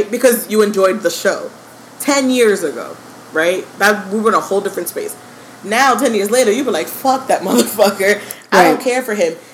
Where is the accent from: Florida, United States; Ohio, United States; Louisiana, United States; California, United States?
Florida, United States; Parkland; also born or lived in Miami; That is my hometown.